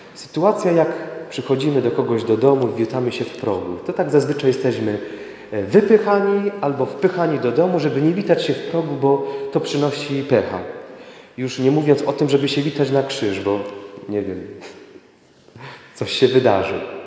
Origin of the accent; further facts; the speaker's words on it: Sławice, Opole Voivodeship, Poland; jestem tu jednym z Was